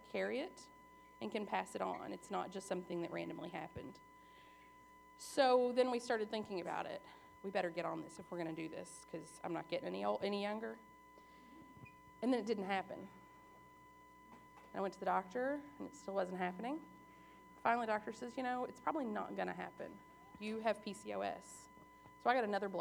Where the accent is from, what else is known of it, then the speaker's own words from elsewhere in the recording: Southern Kentucky, United States; also born or lived in Arkansas; I was born in Arkansas. My parents were young. I grew up in Southern Kentucky.